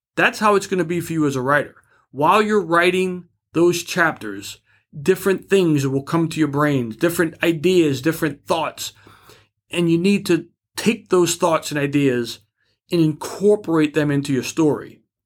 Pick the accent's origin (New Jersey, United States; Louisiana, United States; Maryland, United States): Louisiana, United States; New Orleans; I'm from New Orleans